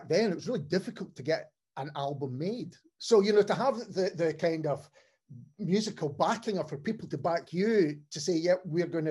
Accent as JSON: {"language": "English", "town": "Cambuslang", "region": "Scotland", "country": "United Kingdom", "tie": "born or raised there", "said": "I was from Cambus Lang"}